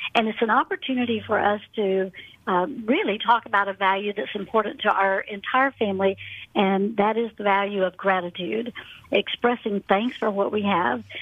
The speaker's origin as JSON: {"language": "English", "town": "Atlanta", "region": "Georgia", "country": "United States", "tie": "born or raised there", "also_born_or_lived": "Birmingham, Alabama", "said": "Born and raised in Atlanta, went off to college in Birmingham, Alabama."}